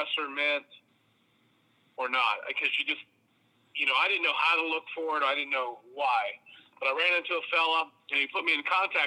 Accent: Athens County, Southeastern Ohio, United States; I'm actually from Southeastern Ohio

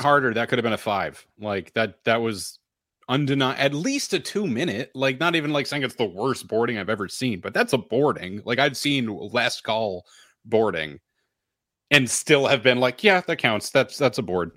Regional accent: Nashua, New Hampshire, United States; now in Boston area, United States; I'm from Nashua

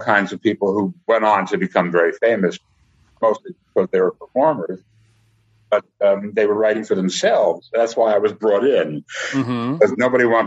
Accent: New York, United States; I was another Jew from New York

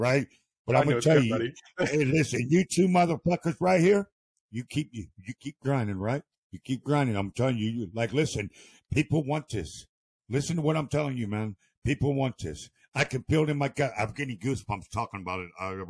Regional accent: Akron, Ohio, United States; I actually grew up in Akron, Ohio

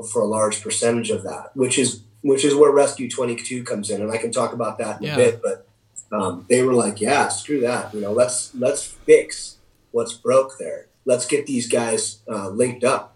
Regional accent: Idaho, United States; in Idaho, in my home state of Idaho.

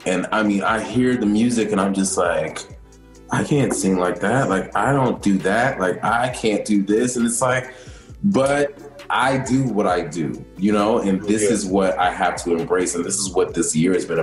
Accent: Maryland, United States; now in New York, United States; I'm originally from Maryland, like right outside of D.C. Maryland is home

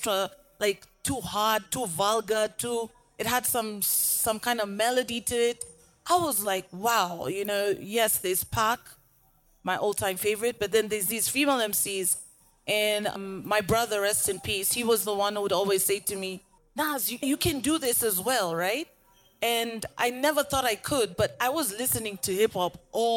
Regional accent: Nairobi, Kenya; Rapper out Nairobi, Kenya

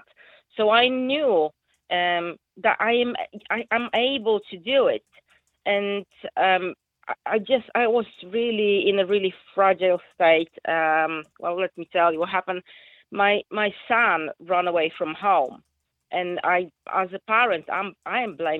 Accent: Poland; English is a second language; moved away as an adult; now in Rossendale, United Kingdom; as you can hear from my accent, I'm not, you know, English is my second language. I'm Polish.

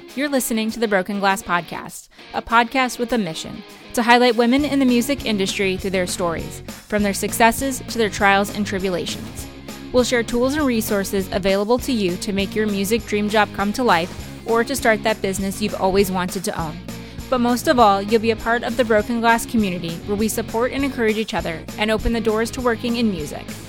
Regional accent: central New Jersey, United States; moved away; I'm from New Jersey originally

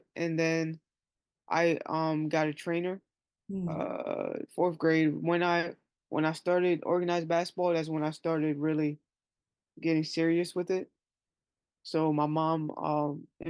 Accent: Plainfield, New Jersey, United States; also born or lived in Livingston, New Jersey; I grew up in Plainfield, New Jersey

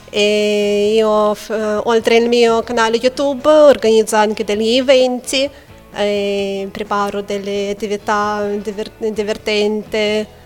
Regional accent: Lithuania; Italian is a second language; moved away; also born or lived in Manchester; io origini russe, ma sono nata e cresciuta in Lituania.

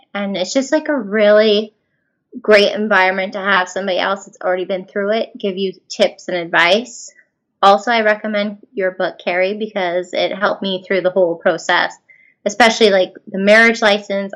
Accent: Canada; we're all from Canada

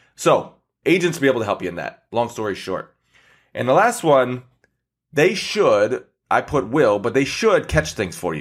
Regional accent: Michigan, United States; I'm from Michigan, so, you know, we have lakes around us

